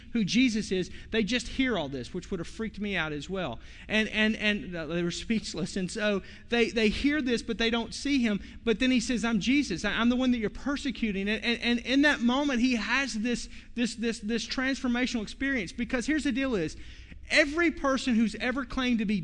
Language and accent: English; Fort Smith, Arkansas, United States; my hometown, Fort Smith, Arkansas